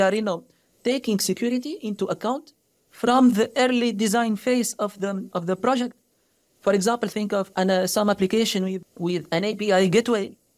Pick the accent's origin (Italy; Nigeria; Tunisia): Tunisia; moved away as an adult; also born or lived in France; now in United States; I came from Tunisia